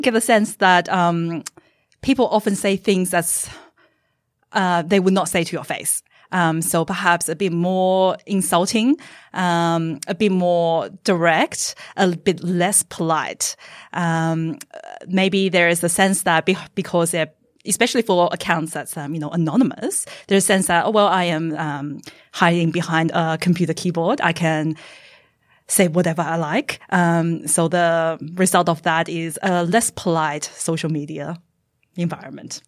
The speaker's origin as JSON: {"language": "English", "country": "Australia", "said": "I am a Chinese Australian."}